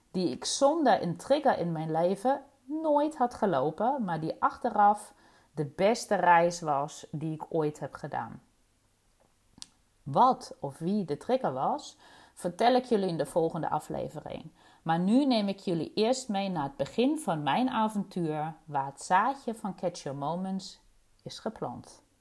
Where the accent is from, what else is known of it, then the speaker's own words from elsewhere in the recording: East Germany, Germany; Dutch is a second language; now in Rotterdam, Netherlands; geboren en getogen in Oost-Duitsland. En ik woon en werk in Rotterdam aan de Kralingse Plas.